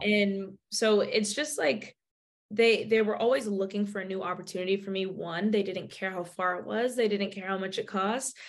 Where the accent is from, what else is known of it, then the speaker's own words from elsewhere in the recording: Bay Area, California, United States; I'm from the Bay Area